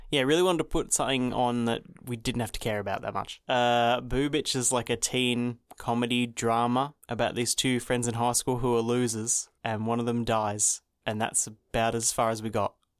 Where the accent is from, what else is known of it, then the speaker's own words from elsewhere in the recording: Australia; I'm Australian